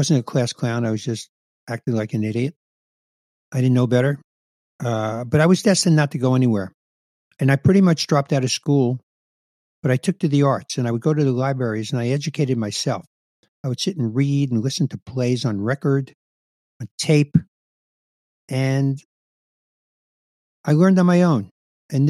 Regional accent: New York City, New York, United States; growing up in the Bronx, about my parents

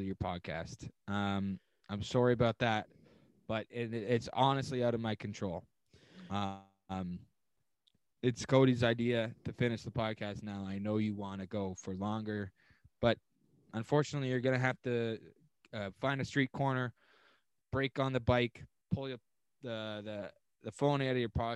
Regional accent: Canada; We are Canadian

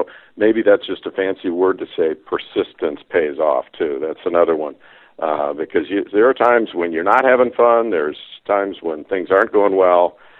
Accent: Midwest, United States; moved away as an adult; now in Northern California, United States; I was raised in the Midwest, and my dad did love cars

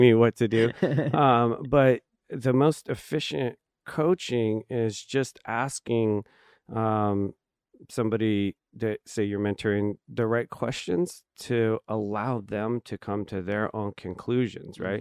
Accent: Hanford, California, United States; I grew up in the Central Valley, so mm-hmm. um, I was born in a town called Hanford

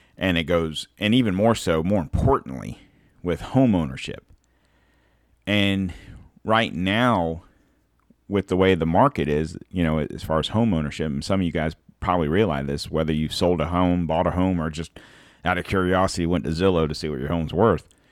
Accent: United States; I'm a hundred percent American

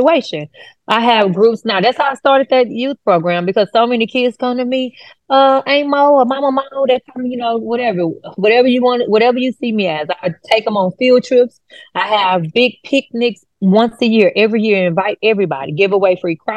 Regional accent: Houston, Texas, United States; I grew up in Fifth Ward area

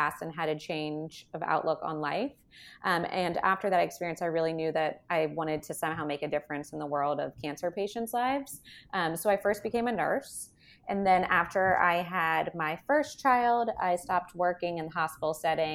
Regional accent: New Orleans, Louisiana, United States; now in Houston, United States; I also live in Houston, Texas, but I'm originally from New Orleans

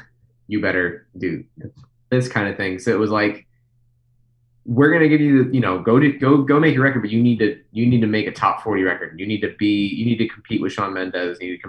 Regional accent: Midwest, United States; I remember a week later, I was at Panda Express, because I'm from the Midwest.

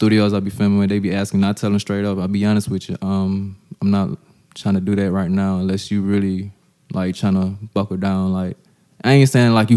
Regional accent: Eastman, Georgia, United States; Down South is where I'm from. You only get one red light and you only get one Walmart and everybody shops there

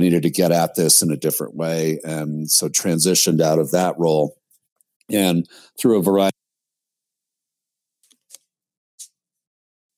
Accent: outside of New York City, United States; I was raised outside of New York City

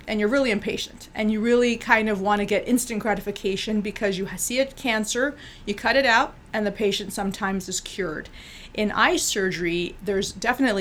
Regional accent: Bolivia; we're from Bolivia

